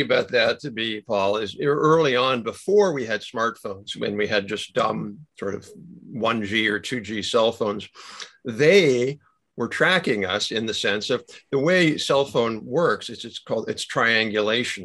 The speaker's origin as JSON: {"language": "English", "country": "United States", "said": "I'm proud of being an American"}